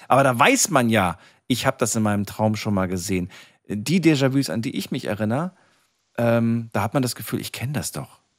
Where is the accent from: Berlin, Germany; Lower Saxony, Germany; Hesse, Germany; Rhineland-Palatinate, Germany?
Rhineland-Palatinate, Germany; ich bin ja aus der Nähe von Kaiserslautern.